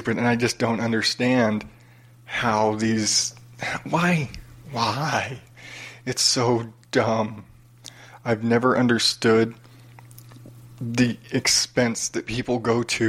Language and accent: English; United States; born and raised in America, you know, half Mexican, half Irish